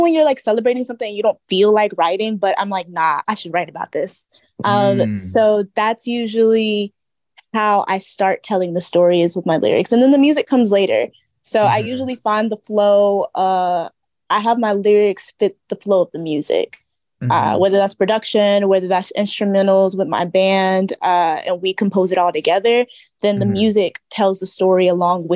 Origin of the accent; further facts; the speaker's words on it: Georgia, United States; also born or lived in Brooklyn, New York; now in New York City, United States; I am originally from Georgia, based out of Brooklyn, New York.